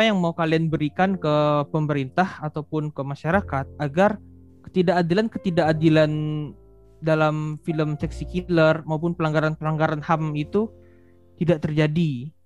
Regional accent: Kalimantan, Indonesia; Untuk ukuran Kalimantan itu ya saya kan asal memang dari Kalimantan.

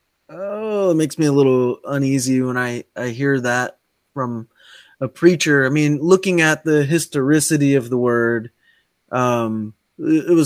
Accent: United States; also born or lived in Ohio / Kentucky; now in Hawaii, United States; I grew up in Ohio and Kentucky

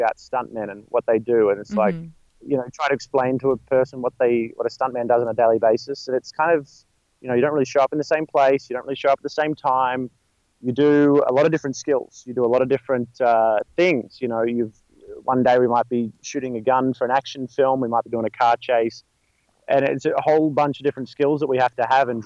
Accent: Melbourne, Victoria, Australia; moved away as an adult; now in Los Angeles, United States; I'm from Australia. I was born in Melbourne, Australia, and moved out here almost a couple of years ago now

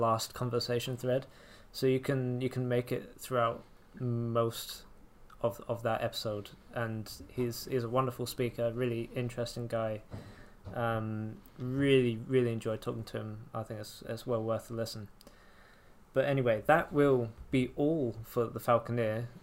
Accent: England, United Kingdom; accent: English; I speak with my, with my English accent

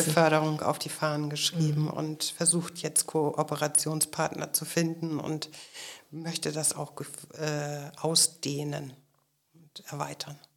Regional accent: Schleswig-Holstein, Germany; ich komme aus Schleswig-Holstein

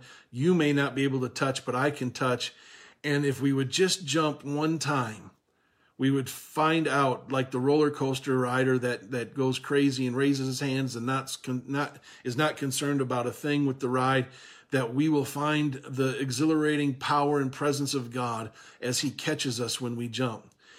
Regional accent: Minnesota, United States; And now, where I was raised in Minnesota here, and the way my dad taught me to swim is probably not the way that I taught Owen to swim

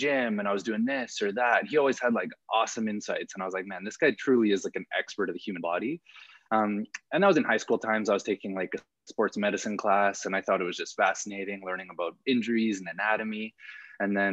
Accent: Calgary, Alberta, Canada; also born or lived in California; I'm born and raised in Calgary. So I've been here my whole life, except for my time in grad school

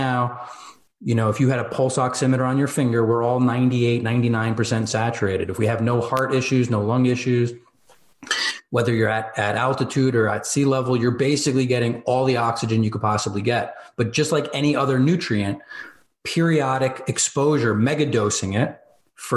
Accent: New Jersey, United States; I'm from Jersey, right? So like New York, I'm 15 minutes outside New York City

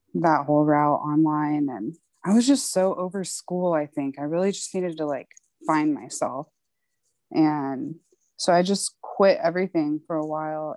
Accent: McAllen, Texas, United States; moved away as an adult; also born or lived in South Padre Island, Texas / Houston, Texas; now in Austin, United States; I'm actually from McAllen in South Padre Island. I spent my school years in McAllen and then the summers in South Padre

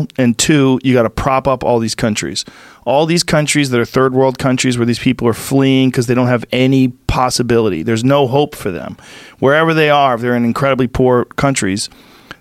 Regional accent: Boston, Massachusetts, United States; I'm from Boston

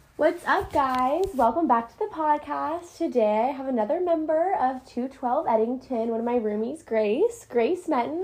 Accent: Oklahoma City, Oklahoma, United States; I'm from Oklahoma City

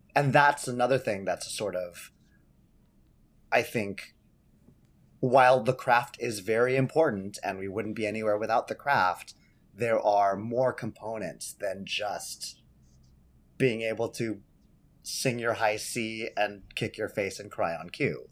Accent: San Jose, California, United States; I grew up in San Jose, California, doing shows with Kikau.

